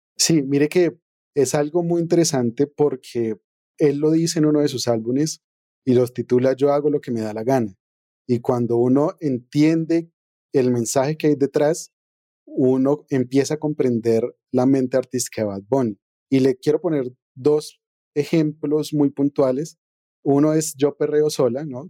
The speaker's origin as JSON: {"language": "Spanish", "country": "Colombia"}